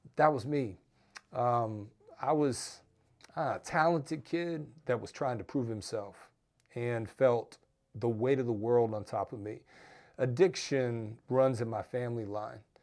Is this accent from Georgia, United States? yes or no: yes; Georgia, United States; my home state of Georgia